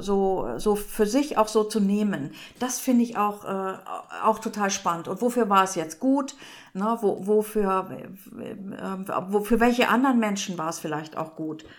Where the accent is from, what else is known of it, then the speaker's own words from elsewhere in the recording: Northern Germany, Germany; bei uns in Norddeutschland heißt das auch nicht Heimat, sondern zu Hause irgendwie